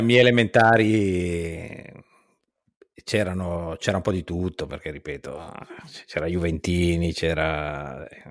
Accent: Genoa, Liguria, Italy; moved away as an adult; now in Toronto, Canada; sono di, di, Genova, di Genua

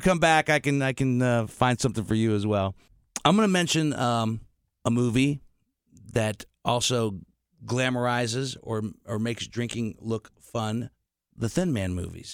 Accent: Steubenville, Ohio, United States; we're both from Steubenville, Ohio

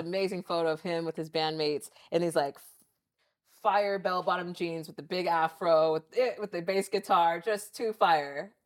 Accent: Lancaster, California, United States; now in Santa Monica, United States; we grew up in Lancaster, I moved out here to L A when I was seventeen

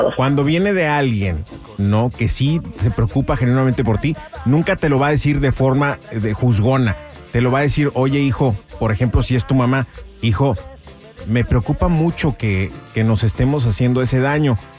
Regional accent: Guadalajara, Jalisco, Mexico; en mi tierra, Guadalajara, Guadalajara

